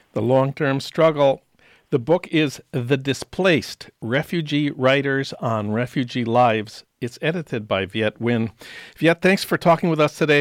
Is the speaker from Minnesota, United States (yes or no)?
yes; St. Paul, Minnesota, United States; I'm from St. Paul, Minnesota